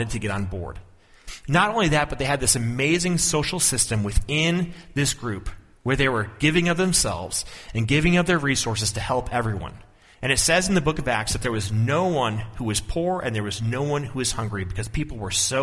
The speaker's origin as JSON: {"language": "English", "region": "Minnesota", "country": "United States", "tie": "born or raised there", "said": "I was born and living in this tiny little German town"}